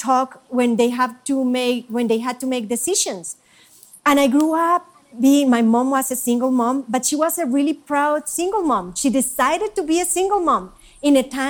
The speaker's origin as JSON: {"language": "English", "country": "Colombia", "moved": "yes", "lives_now": "United States", "said": "I'm Colombian."}